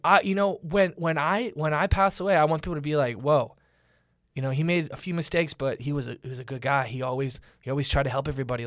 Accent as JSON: {"language": "English", "town": "Orlando", "region": "Florida", "country": "United States", "tie": "born or raised there", "moved": "yes", "lives_now": "Los Angeles, United States", "said": "I grew up in Orlando, Florida"}